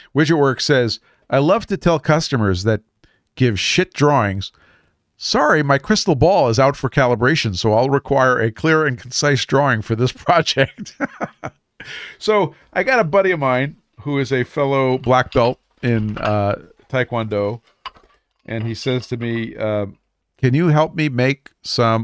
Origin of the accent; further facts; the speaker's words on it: New York City, New York, United States; moved away; I am from Brooklyn